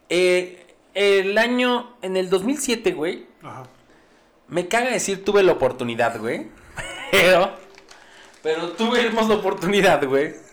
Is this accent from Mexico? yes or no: yes; Mexico; yo soy mexicano